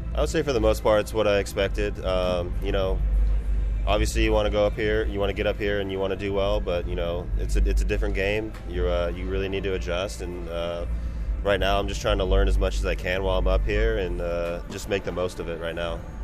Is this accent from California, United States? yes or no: yes; Bay Area, California, United States; growing up in the Bay Area and be able to come back and play at home